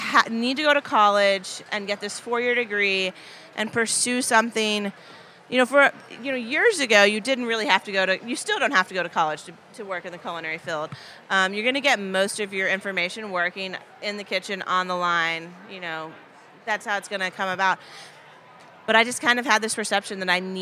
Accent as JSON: {"language": "English", "town": "Paducah", "region": "Kentucky", "country": "United States", "tie": "born or raised there", "also_born_or_lived": "New York / Chicago", "said": "born and raised in Paducah."}